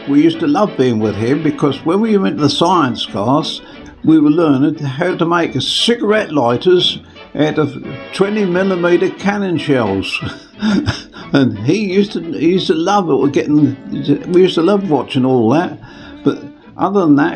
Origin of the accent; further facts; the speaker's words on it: Pitsea, Great Baddow, Kirby Cross, East of England, United Kingdom; When we moved from Pitsey, we come to a place called Great Baddo near Chelmsford. And of course, when we moved from Chelmsford to Kirby Cross